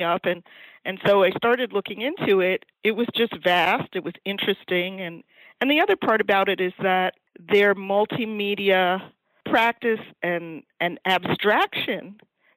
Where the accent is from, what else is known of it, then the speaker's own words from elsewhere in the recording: New York, United States; I'm from New York